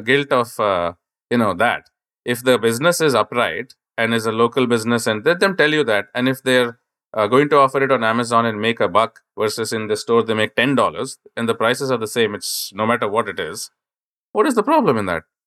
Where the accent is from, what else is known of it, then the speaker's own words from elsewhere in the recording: India; I grew up in India